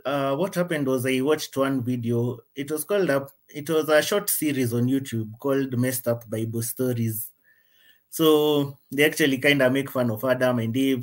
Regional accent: Kenya; I'm from Kenya

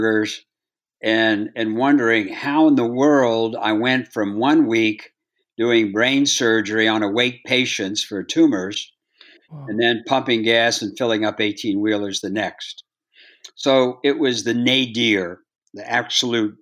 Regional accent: Bridgeport, Ohio, United States; I grew up in Bridgeport, Ohio, 5,000 people, 20 bars and 30 dogs

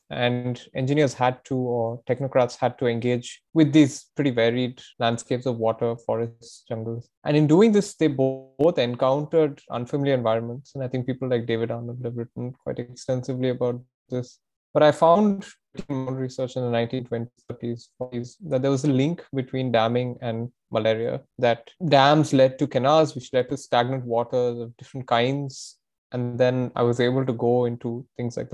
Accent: Tamil Nadu, India; I'm from Tamil Nadu

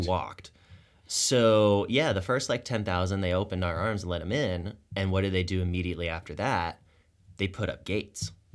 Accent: Tucson, Arizona, United States; I grew up in Tucson

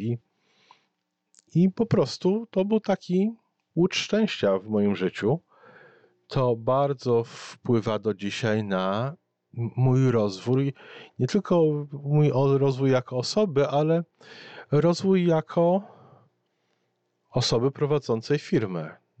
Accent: Poland; born or raised there; moved away as an adult; now in Canada

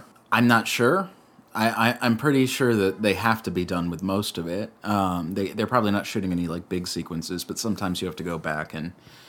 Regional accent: Florida, United States; moved away; I'm from Florida, so it's like summer down there.

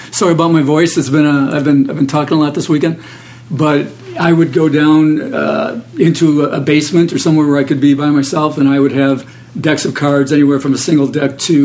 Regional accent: Detroit, Michigan, United States; I was from Detroit

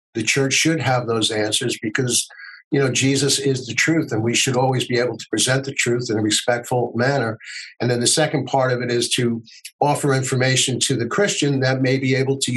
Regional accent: United States; as an American

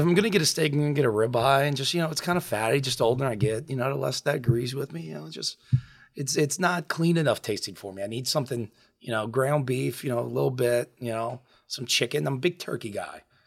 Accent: Lafitte, Louisiana, United States; I grew up in Lafitte. Um, I lived there. My parents still live there. I lived there until I went to college

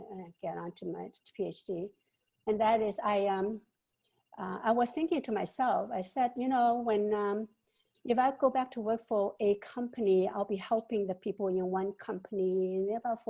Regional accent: Hong Kong; moved away; also born or lived in Shanghai, China / California, United States; I grew up both in Hong Kong and Shanghai with uneducated parents and in poverty

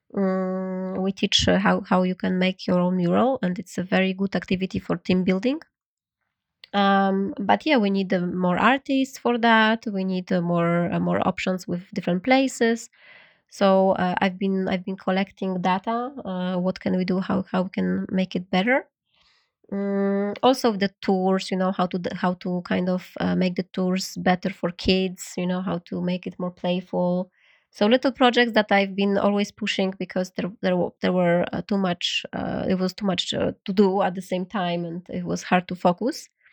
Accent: Poland; English is a second language; moved away as an adult; also born or lived in New York / Berlin / Vietnam; now in Paris, France; I'm, I'm Polish. I was born in Poland

